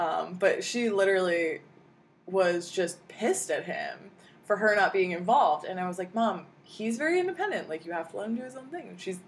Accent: New Jersey, United States; moved away; also born or lived in New York / New Hampshire / Maine; I grew up in Jersey and New York

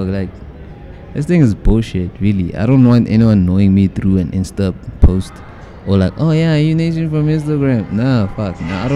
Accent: Johannesburg, Gauteng, South Africa; I'm from Winchester

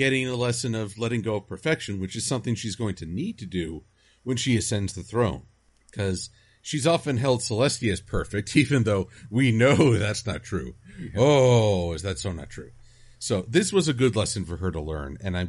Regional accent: United States

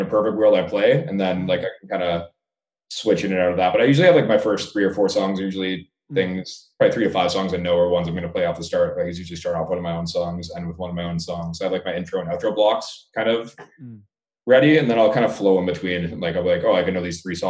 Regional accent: Canada; I haven't played in my home country in like 3.5 years probably

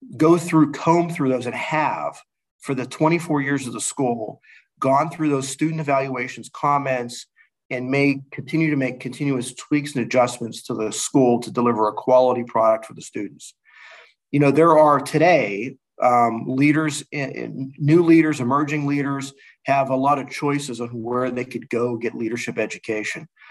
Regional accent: Pittsburgh, Pennsylvania, United States; moved away as an adult; now in Dallas, United States; I'm from Pittsburgh

